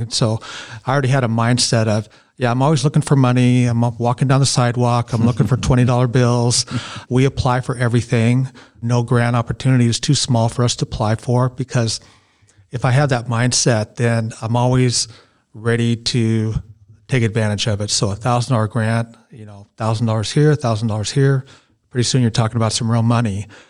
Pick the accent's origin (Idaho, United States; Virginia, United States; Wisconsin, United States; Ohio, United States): Idaho, United States; Boise; now in Marsing, United States; I'm from Boise.